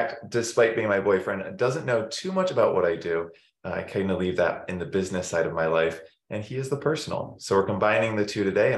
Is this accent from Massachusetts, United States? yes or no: yes; Massachusetts, United States; I grew up in Massachusetts mainly. So went to school from kindergarten, preschool there, all the way to college, undergrad, and then moved out.